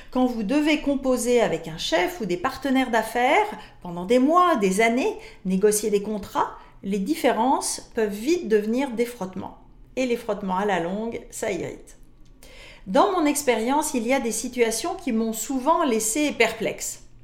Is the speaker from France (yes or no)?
yes; France; now in Canada; Je suis française d'origine, ai travaillé longtemps pour des entreprises internationales, je vis maintenant au Canada